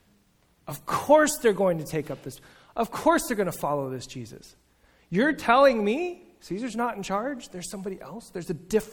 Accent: United States; we're American

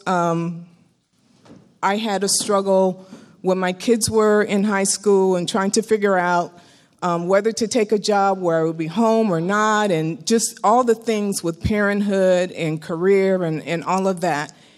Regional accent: Bay Area, California, United States; I grew up in the Bay Area.

